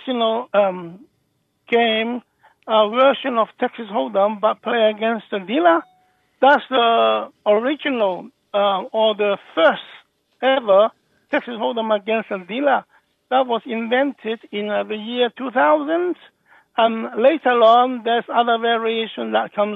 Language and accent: English; Hong Kong; also born or lived in Birmingham, United Kingdom; now in Thailand; I was from Hong Kong as well